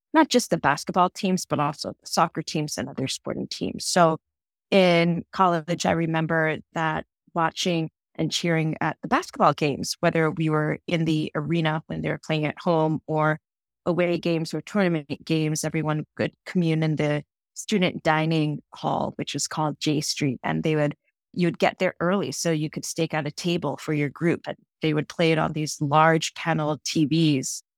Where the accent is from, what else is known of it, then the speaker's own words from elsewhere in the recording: just outside of Boston, Massachusetts, United States; I was born and raised just outside of Boston, Massachusetts